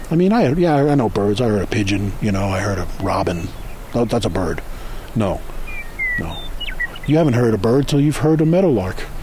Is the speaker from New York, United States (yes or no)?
yes; New York City, New York, United States; moved away as an adult; now in California, United States; I grew up in New York City. I never heard of meadowlark until I was 35 years old, and somebody took me to Yosemite when I came to, to California.